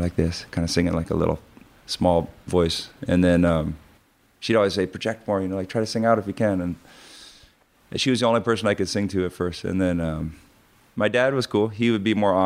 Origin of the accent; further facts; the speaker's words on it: North Shore, Hawaii, United States; growing up in Hawaii on the North Shore.